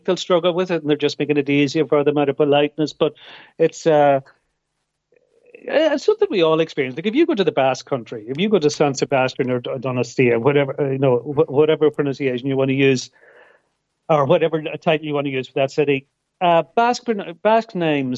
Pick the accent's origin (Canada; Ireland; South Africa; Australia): Ireland; Donegal, Ulster; I'm from Donegal.